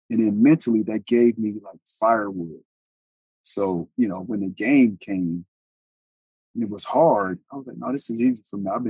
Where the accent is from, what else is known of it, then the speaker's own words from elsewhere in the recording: Colorado, United States; I'm, I'm from Colorado. I'm, I'm from all over. I'm an Army brat, but we call Colorado home.